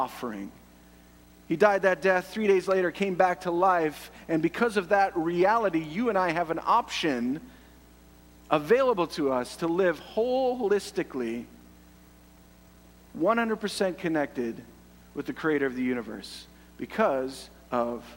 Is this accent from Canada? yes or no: yes; Canada; I love being Canadian